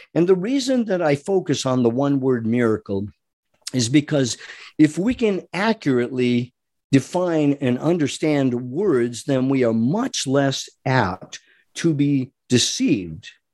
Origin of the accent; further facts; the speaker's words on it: Rhode Island, United States; I grew up in Rhode Island